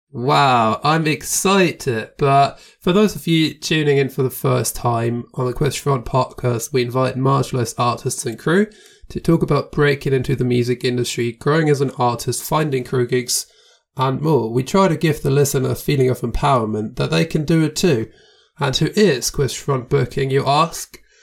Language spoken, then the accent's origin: English; Germany; moved away as an adult; now in Austria; I'm from Germany, but I live in Austria now